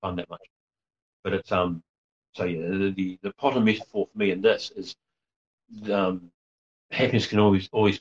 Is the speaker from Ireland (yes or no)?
no; Gisborne, New Zealand; I grew up running around the Gisborne Herald when I was a kid